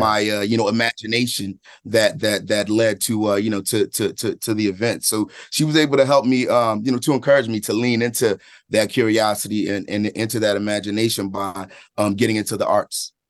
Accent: Philadelphia, Pennsylvania, United States; I'm from Philadelphia, from a specific place and, and, and time there.

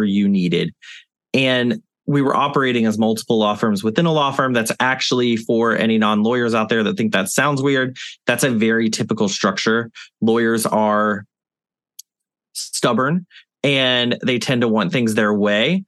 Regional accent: the South, United States; now in New Orleans, United States; I'm a Southerner

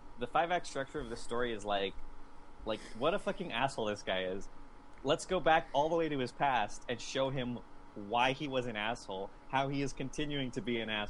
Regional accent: Southern California and the Southwest, United States; also born or lived in Southwestern United States; I grew up in Southern California and the Southwest. I didn't see snow until I was like a teenager.

